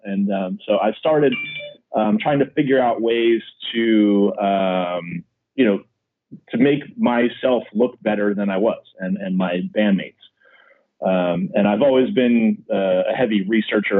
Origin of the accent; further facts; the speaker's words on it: Midwest, United States; now in San Diego, United States; I grew up in the Midwest